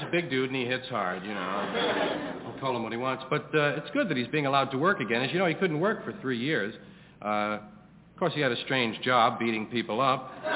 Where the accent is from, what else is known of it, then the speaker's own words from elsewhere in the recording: New York City, New York, United States; I was brought up here in New York, brought up in, used to go on the subway to 116th Street